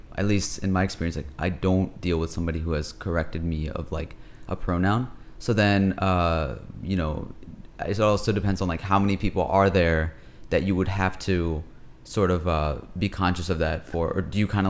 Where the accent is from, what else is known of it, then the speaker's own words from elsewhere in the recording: Pakistan; Being Pakistani and Muslim, we often talk a lot about issues that we have within our own community